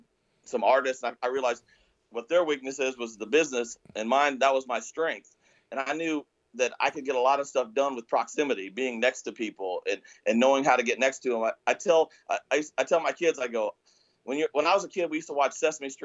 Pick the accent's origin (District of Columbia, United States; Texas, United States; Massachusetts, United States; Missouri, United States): Missouri, United States; rural; I grew up in the Midwest in Missouri, right in rural Missouri, a very modest home